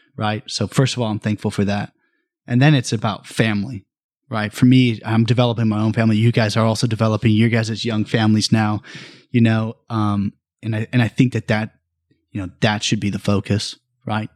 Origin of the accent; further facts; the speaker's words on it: Bakersfield, California, United States; the Central Valley has really always been, or California has always been my life. Um, I was born in Bakersfield